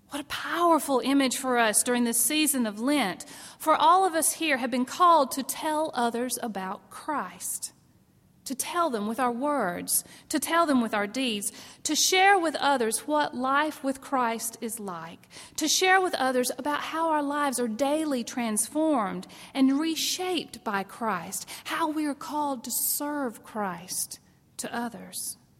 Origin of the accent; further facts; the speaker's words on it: South Carolina, United States; I grew up in South Carolina